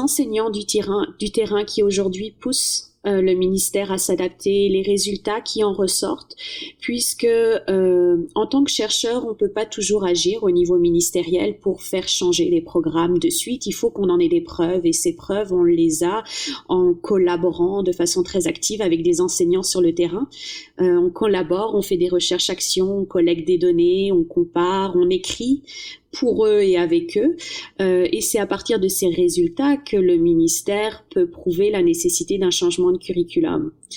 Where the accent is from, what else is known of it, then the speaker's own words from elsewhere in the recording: France; moved away; comme une bonne française